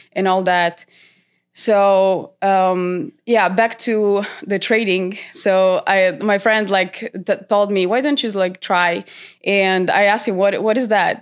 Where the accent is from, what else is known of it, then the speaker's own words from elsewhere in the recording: North Macedonia; moved away as an adult; now in Sweden; I'm originally from North Macedonia, but I moved to Sweden, uh, seven years